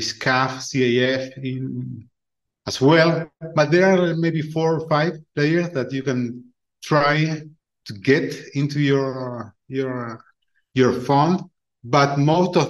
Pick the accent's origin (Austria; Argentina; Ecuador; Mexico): Argentina; moved away as an adult; also born or lived in United States / California / Chile / Colombia; now in Uruguay; I was born and raised in Argentina